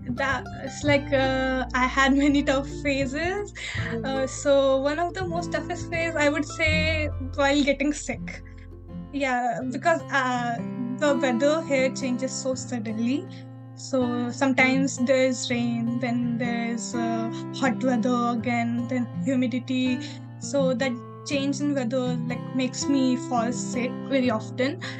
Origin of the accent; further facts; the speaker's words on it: India; moved away as an adult; now in Kyoto, Japan; I am from India and India we also like have a bigger population